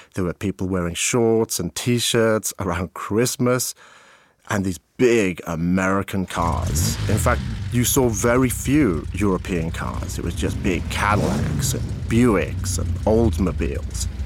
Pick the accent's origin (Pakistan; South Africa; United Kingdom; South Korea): United Kingdom; Abergavenny, Wales; accent: British English; moved away as an adult